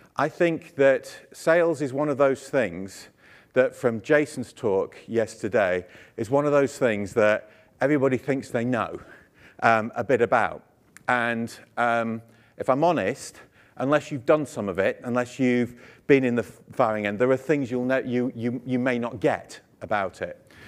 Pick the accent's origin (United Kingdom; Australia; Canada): United Kingdom; I'm British